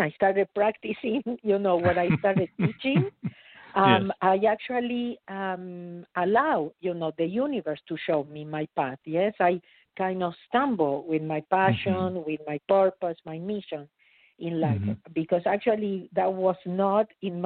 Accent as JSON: {"language": "English", "country": "Argentina", "tie": "born or raised there", "moved": "as an adult", "lives_now": "United States", "said": "I was born in Argentina. I immigrated to United States in 1983, so 37 years ago"}